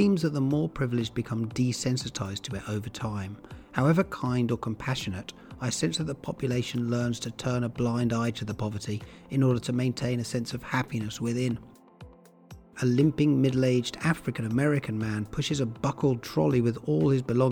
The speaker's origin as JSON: {"language": "English", "region": "England", "country": "United Kingdom", "also_born_or_lived": "San Francisco, United States / Oakland, United States", "moved": "as an adult", "lives_now": "California, United States", "said": "As an Englishman abroad, I've enjoyed a quasi-celebrity status here"}